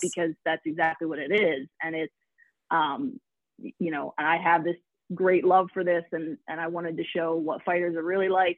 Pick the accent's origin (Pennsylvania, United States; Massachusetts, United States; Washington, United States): Pennsylvania, United States; Philadelphia; I'm from Philly, uh, born and raised either in the suburbs or in the actual city